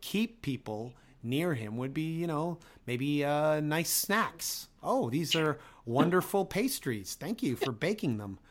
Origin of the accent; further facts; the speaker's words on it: Toronto, Ontario, Canada; I'm from Toronto